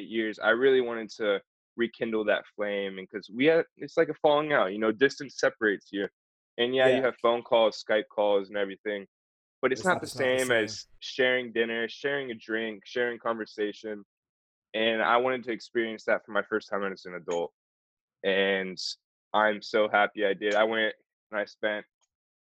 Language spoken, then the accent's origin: English; Florida, United States; we're both from Florida